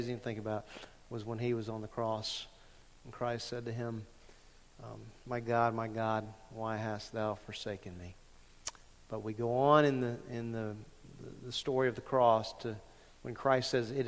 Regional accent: Lake Charles, Louisiana, United States; moved away; when I was growing up at 1600 Sunset Drive in Lake Charles, Louisiana

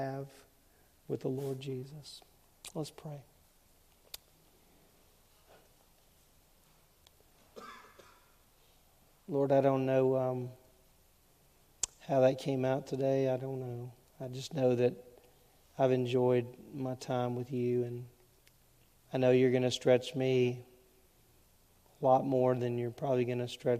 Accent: Southwest Louisiana, United States; When I was growing up in Southwest Louisiana, in the 1970s

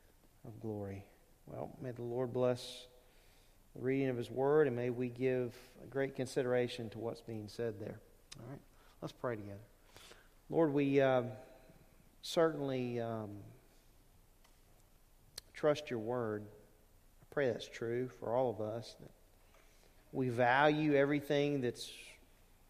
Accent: Lake Charles, Louisiana, United States; moved away; when I was growing up in Louisiana, we had elders at Lake Charles Bible Church

